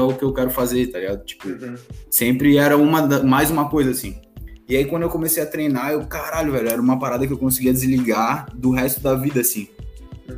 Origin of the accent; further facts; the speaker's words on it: Florianópolis, Santa Catarina, Brazil; Sou de Floripa, tenho 23 anos